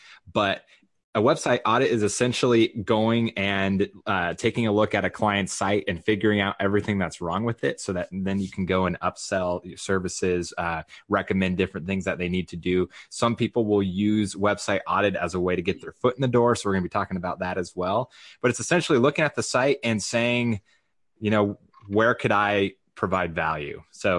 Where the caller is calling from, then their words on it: San Clemente, California, United States; …, and I'm broadcasting from San Clemente, California.